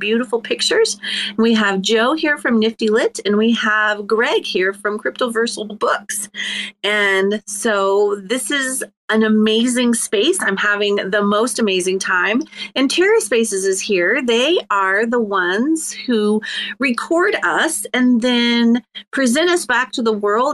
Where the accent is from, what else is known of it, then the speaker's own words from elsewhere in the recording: Ireland; I'm Irish